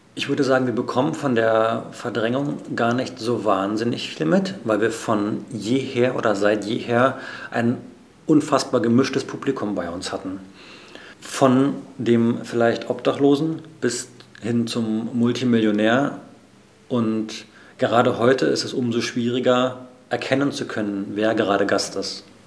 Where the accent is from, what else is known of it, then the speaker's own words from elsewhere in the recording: Berlin, Germany; als Berliner